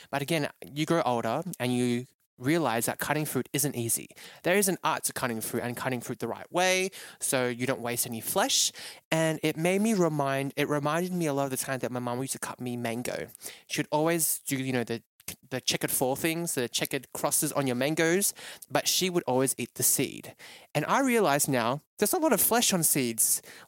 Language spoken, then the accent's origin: English; Malaysia; now in Melbourne, Australia; it just brings out so many memories of me when I was growing up in Malaysia, of how different, and different in a great way, that you couldn't get this back home in Australia.